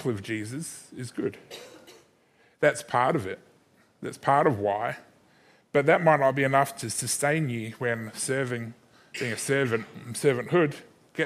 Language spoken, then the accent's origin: English; Christchurch, Canterbury, New Zealand; also born or lived in Sydney, Australia; now in Adelaide, Australia; Growing up in Christchurch in New Zealand, spending 7 years in Sydney, being surrounded by some amazing people, and then now living in Adelaide for the last 10 years